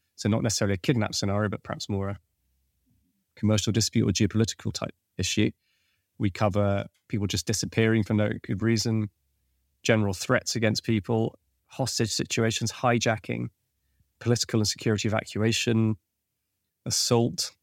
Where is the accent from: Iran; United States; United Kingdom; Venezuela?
Venezuela; moved away; I was born in Venezuela, and so I, I had a, a Spanish-speaking capability, and I'd studied Spanish as well